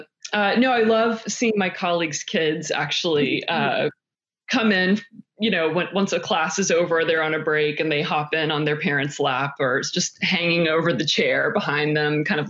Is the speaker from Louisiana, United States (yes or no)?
no; North Carolina, United States; North Carolina.